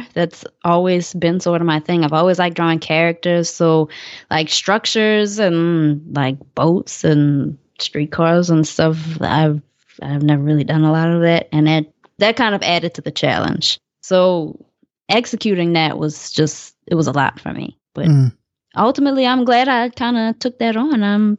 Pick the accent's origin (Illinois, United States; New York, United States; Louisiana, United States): Louisiana, United States; New Orleans; I don't know if that necessarily had to do a lot with me living in New Orleans.